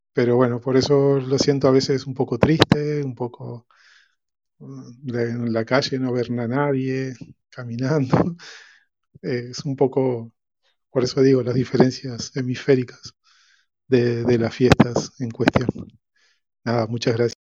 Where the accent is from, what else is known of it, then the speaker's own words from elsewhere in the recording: Uruguay; now in Spain; Yo soy de Uruguay, hace 30 años que vivo aquí